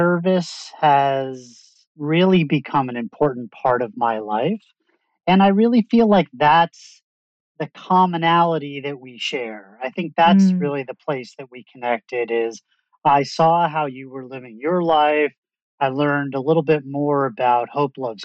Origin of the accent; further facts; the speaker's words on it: Long Island, New York, United States; moved away; I'm from Long Island. We're from the same hometown.